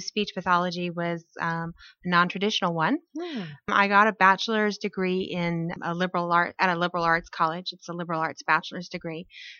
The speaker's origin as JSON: {"language": "English", "town": "Fort Polk", "region": "Louisiana", "country": "United States", "tie": "born or raised there", "said": "I grew up in Louisiana as an Army brat, Fort Polk"}